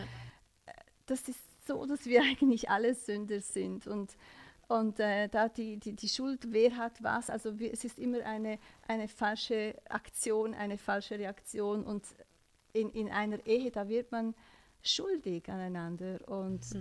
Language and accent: German; Switzerland; ich bin in der Schweiz geboren